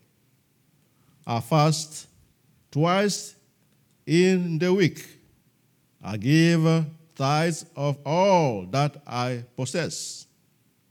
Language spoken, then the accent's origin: English; Togo; We are from Togo, West Africa, and we are missionaries to our own people in Togo, West Africa